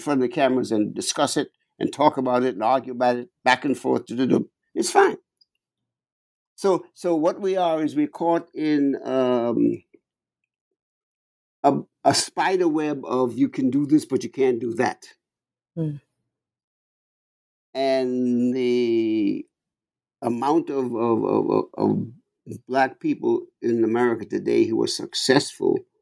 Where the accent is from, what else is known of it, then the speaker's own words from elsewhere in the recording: New York, United States; I'm a New Yorker